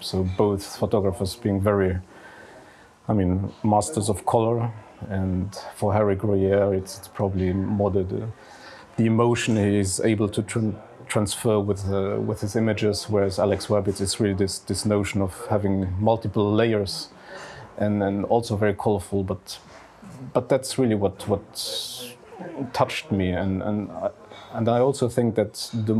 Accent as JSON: {"language": "English", "region": "Esch-sur-Alzette", "country": "Luxembourg", "tie": "born or raised there", "lives_now": "Luxembourg City, Luxembourg", "said": "I grew up in Esch-sur-Alzette, so the second largest city in Luxembourg. Now I'm living in Luxembourg City."}